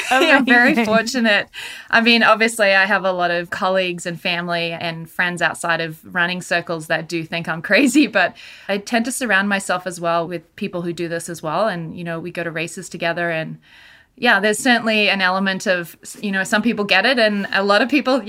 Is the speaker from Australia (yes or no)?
yes; Australia; moved away as an adult; now in Canada; I'm originally from Australia, and I ended up in Canada when I was 21 and never really gone back.